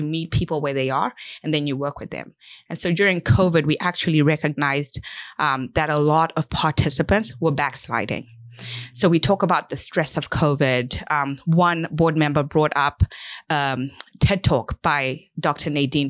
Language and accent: English; Zimbabwe; this is something I had always done as a child growing up in Zimbabwe, and I wanted to continue to give back.